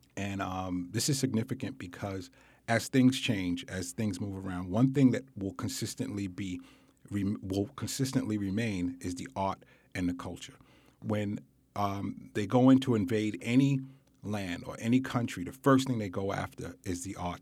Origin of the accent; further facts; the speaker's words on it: New York City, New York, United States; I grew up in Bedford Stuyvesant